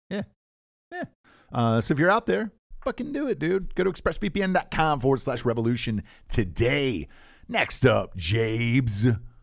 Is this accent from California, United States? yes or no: no; Atlanta, Georgia, United States; I'm from Atlanta too